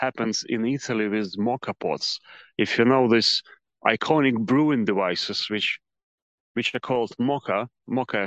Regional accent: Cherkasy, Cherkasy Oblast, Ukraine; moved away as an adult; also born or lived in England / Indonesia / Lviv; now in Kyiv, Ukraine; a pretty standard management degree from university in my hometown, which is Cherkasy, central Ukraine

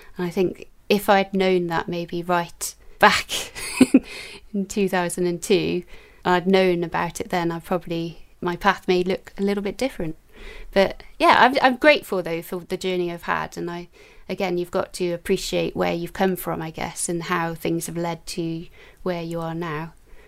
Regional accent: Newport, Wales, United Kingdom; also born or lived in London; I was brought up in Newport in South Wales, but I was born in London, but I only lived in London for 6 weeks.

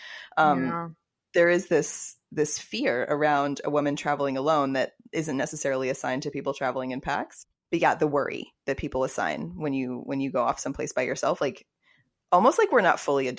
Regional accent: Fort Worth, Texas, United States; also born or lived in Austin; It's such an anomaly. Like, I'm Southern too. I'm from Texas.

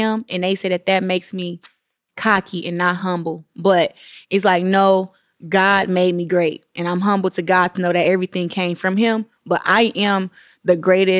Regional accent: Flint, Michigan, United States; I'm from Flint, Michigan

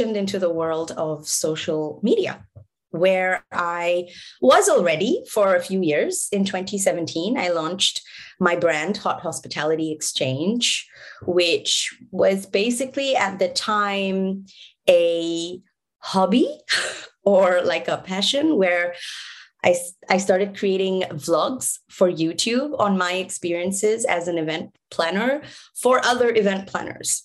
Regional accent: Singapore; moved away; also born or lived in Bangladesh; I was born in Singapore

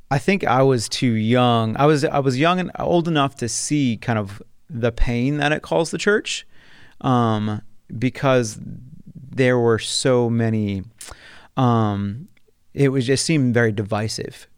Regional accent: New Jersey, United States; moved away as an adult; also born or lived in Taylor University, Indiana; I'm originally from South Jersey, which is the southern part of New Jersey, um, which is outside Philadelphia. I was born and raised there

